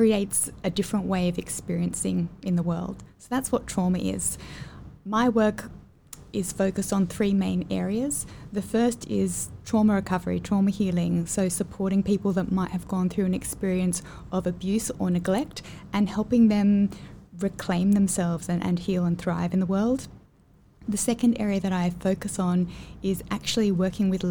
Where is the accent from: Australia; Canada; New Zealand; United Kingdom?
Australia; moved away as an adult; now in Singapore; I'm from Australia